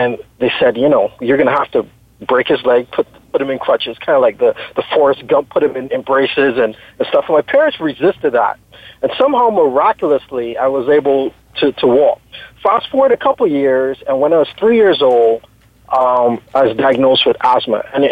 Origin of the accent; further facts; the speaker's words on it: Barbados; now in Texas, United States; I am originally from Barbados. Everyone knows Barbados now as the tourist destination